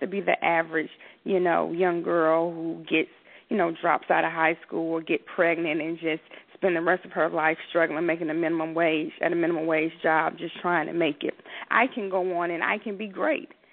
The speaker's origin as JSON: {"language": "English", "town": "Atlanta", "region": "Georgia", "country": "United States", "tie": "born or raised there", "said": "I grew up in southwest Atlanta"}